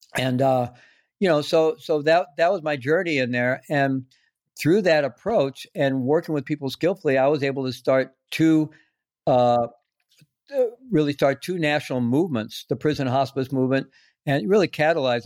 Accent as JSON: {"language": "English", "region": "Missouri", "country": "United States", "tie": "born or raised there", "also_born_or_lived": "South America", "moved": "as an adult", "said": "I grew up in Missouri."}